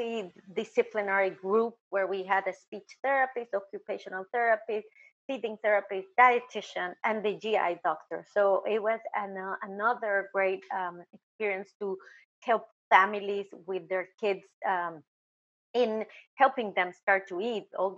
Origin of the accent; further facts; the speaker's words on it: Mexico; moved away as an adult; also born or lived in New York, United States; now in South Florida, United States; I'm from Mexico